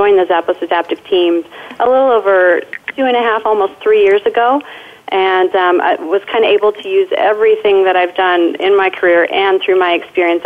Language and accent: English; Denver, Colorado, United States; now in Las Vegas, United States; this is my hometown in Denver, Colorado